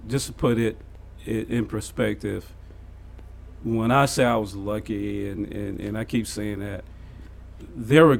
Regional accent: New Orleans, Louisiana, United States; moved away as an adult; Grew up in New Orleans, yeah. Yeah, born and raised in New Orleans

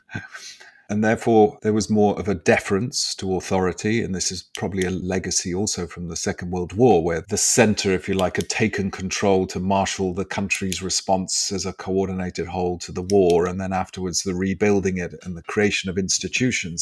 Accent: England, United Kingdom; are we so, as English people

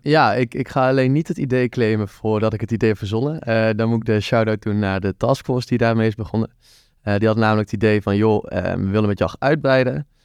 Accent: Tilburg, North Brabant, Netherlands; Ja, ik kom uit Tilburg. Ik ben er ook geboren

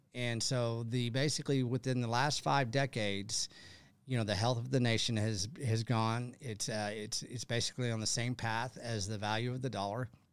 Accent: Texas, United States; I'm from Texas

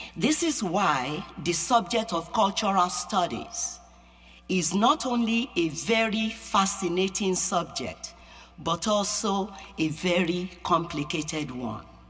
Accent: Yorubaland, Nigeria; English is a second language; now in United States; I'm an American, and I'm also Nigerian. I have a dual citizenship, you know, but inside me is Yoruba. That's my culture. That's the culture I grew up in.

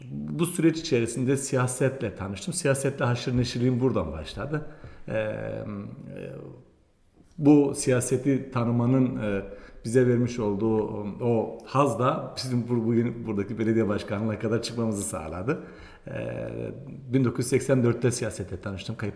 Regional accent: Tunceli Province, Turkey; also born or lived in Bingöl; E, Dersimliyim. Hmm, işte o Dersim'in e, o sosyolojik e, yapısı içerisinde büyüyen sol bir ailenin çocuğuyum.

